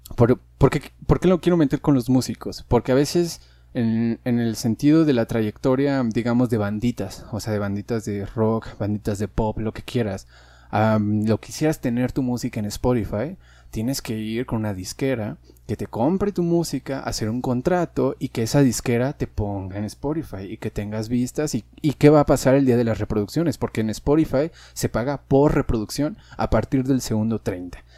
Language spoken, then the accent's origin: Spanish; Mexico; no sé cómo identificarme incluso con, con los mexicanos